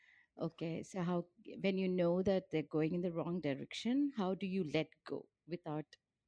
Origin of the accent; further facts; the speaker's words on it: India; I'm from India.